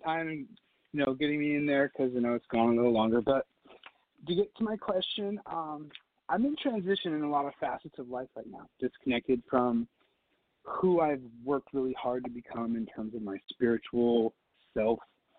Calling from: Tampa, Florida, United States; … from Tampa.

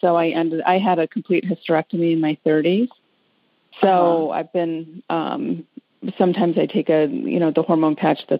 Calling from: Detroit, Michigan, United States; From the Detroit area in Michigan.

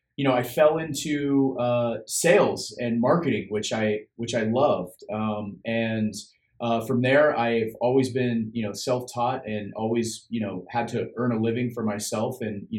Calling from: Sacramento, California, United States; So I'm in Sacramento, California. That's where my office is, but I'm usually traveling all around the United States for the most part.

